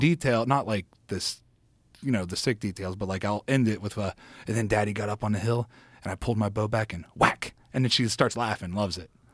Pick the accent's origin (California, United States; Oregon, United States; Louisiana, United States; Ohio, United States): Ohio, United States; next to East Palestine; moved away; my hometown is right next door to East Palestine